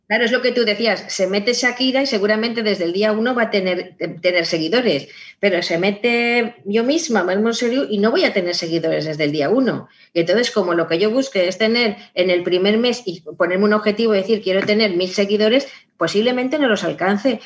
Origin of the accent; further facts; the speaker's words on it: Valencian Community, Spain; como soy valenciana, siempre digo mundo, sonido y río en valenciano